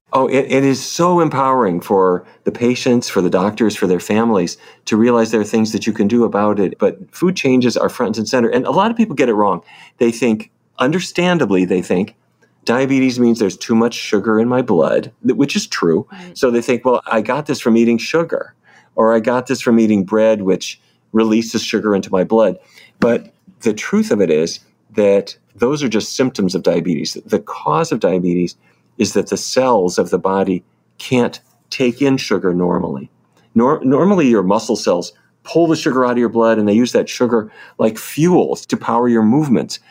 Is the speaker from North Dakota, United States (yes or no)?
yes; Fargo, North Dakota, United States; moved away; I grew up in North Dakota